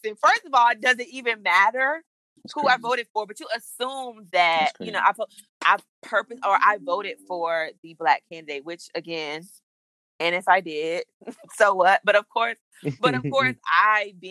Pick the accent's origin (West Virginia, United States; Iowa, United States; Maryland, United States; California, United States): Maryland, United States; Prince George's County; I grew up in Prince George's County